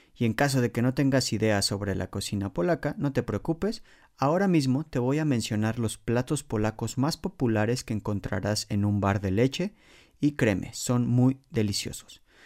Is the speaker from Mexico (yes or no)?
yes; Mexico City, Mexico; moved away as an adult; now in Poland; en la Ciudad de México, de donde soy originario